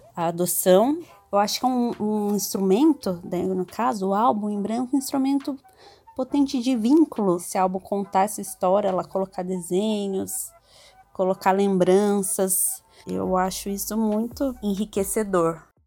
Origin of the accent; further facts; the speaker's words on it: Itapetininga, São Paulo, Brazil; also born or lived in São Carlos; now in São Paulo, Brazil; sou do interior de São Paulo, de Tapetininga, apesar de ter morado boa parte da minha vida em São Carlos